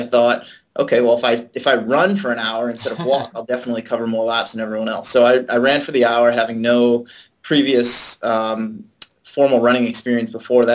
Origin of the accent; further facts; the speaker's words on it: Auburn, Massachusetts, United States; now in San Diego, United States; I live in San Diego, California now. I grew up on the East Coast in Auburn, Massachusetts